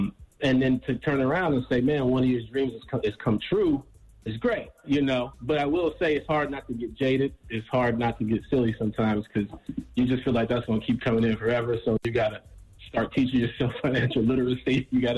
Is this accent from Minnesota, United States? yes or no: no; Chicago, Illinois, United States; I'm from the South Side of Chicago, but I moved to the Burbs when I was 15. So I got a little bit of both.